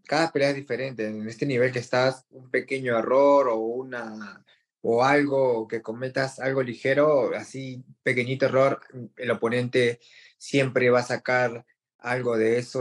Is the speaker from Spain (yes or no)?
no; Peru; Ahora somos cuatro peruanos en la U F T